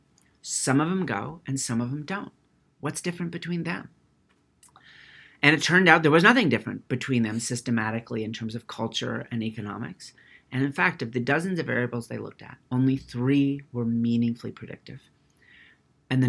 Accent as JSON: {"language": "English", "region": "California", "country": "United States", "tie": "born or raised there", "said": "I grew up in California."}